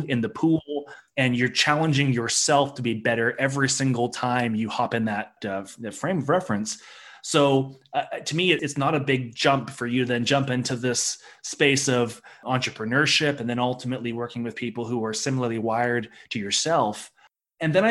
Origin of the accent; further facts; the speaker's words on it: Victoria, British Columbia, Canada; I remember growing up in Victoria